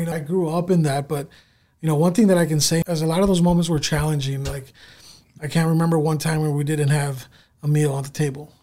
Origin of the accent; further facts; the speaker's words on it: San Diego, California, United States; now in Sioux Falls, United States; Growing up, um, you know, in the San Diego area, I grew up in so- Southern California.